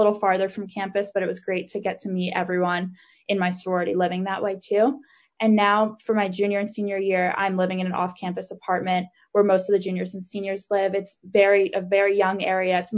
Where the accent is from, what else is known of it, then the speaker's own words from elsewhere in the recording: Kinnelon, New Jersey, United States; I'm from Kinnelon, New Jersey